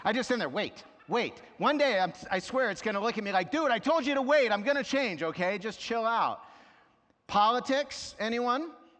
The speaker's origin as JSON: {"language": "English", "region": "New York", "country": "United States", "tie": "born there", "said": "I was born in New York, and though I didn't live there my whole life, there's something about traffic and driving that brings out my inner New Yorker."}